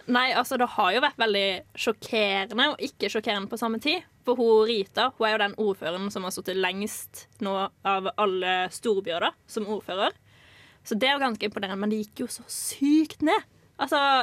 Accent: Kristiansand, Agder, Norway; also born or lived in Lillesand; jeg har mest tilknytning til Kristiansand, for der jeg vokste opp

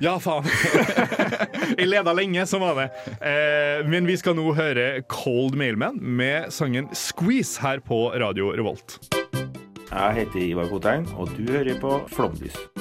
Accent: Molde, Møre og Romsdal, Norway; moved away; hjemme i Molde sentrum

